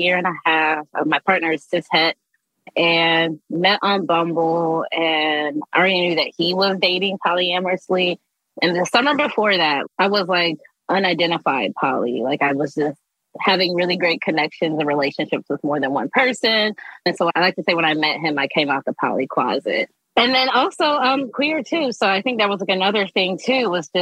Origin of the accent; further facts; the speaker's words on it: Columbus, Ohio, United States; now in Los Angeles, United States; I was born and raised in Columbus, Ohio, from the Midwest. I'm based in Los Angeles